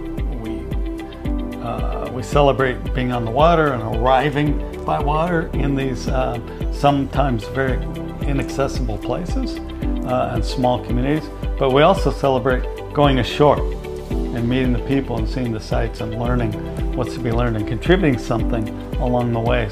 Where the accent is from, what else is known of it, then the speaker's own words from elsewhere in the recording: Alaska, United States; I spent a lot of time as a youth. I was born in Alaska. Traveling and on small ships and working in the fishing industry in southeastern Alaska